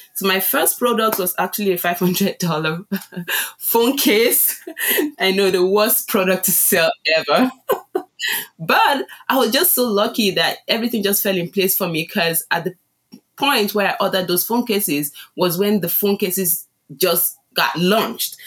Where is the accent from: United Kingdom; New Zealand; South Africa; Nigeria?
Nigeria; moved away as an adult; also born or lived in Chicago, United States; now in Las Vegas, United States; I was born in Nigeria. It's, um, it's a country in West Africa. And, um, I moved into, um, to the U S six years ago